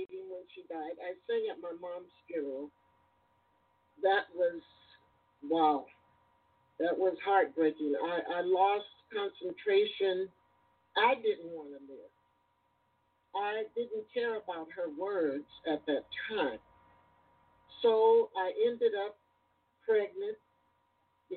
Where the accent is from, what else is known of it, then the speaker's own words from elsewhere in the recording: Gary, Indiana, United States; also born or lived in East Chicago, Indiana; I was born in East Chicago, Indiana, but raised basically in Gary, Indiana